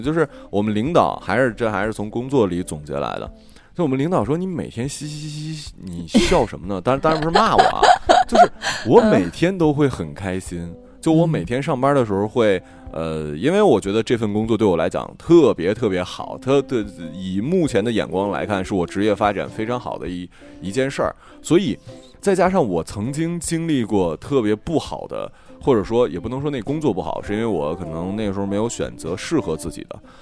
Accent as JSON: {"language": "Chinese", "region": "Northeast China", "country": "China", "said": "我是东北人"}